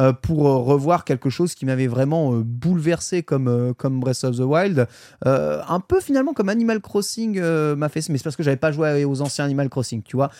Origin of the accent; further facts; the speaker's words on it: France; chez nous en France